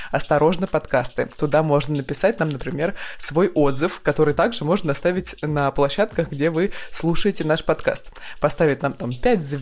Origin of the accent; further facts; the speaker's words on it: Krasnoyarsk, Krasnoyarsk Krai, Russia; который ведем мы … из Красноярска.